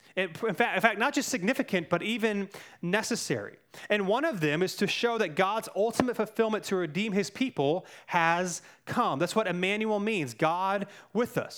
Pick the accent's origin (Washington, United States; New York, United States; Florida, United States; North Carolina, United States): North Carolina, United States; Cary; I grew up in Cary